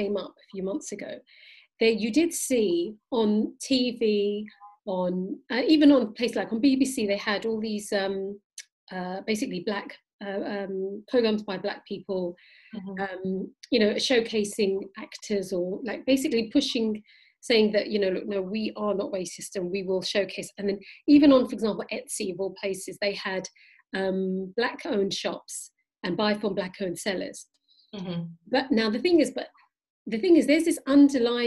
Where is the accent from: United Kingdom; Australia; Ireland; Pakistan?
Pakistan; I'm Pakistani